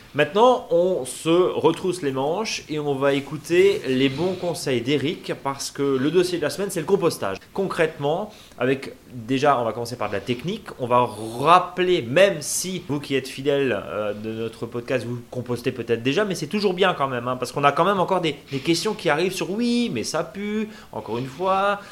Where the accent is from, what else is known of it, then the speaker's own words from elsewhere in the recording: Alsace, Grand Est, France; chez nous en Alsace